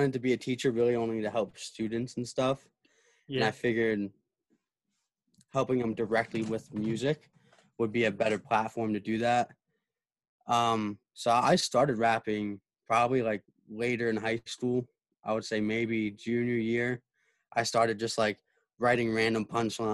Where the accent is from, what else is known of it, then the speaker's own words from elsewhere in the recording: New Jersey, United States; I'm from New Jersey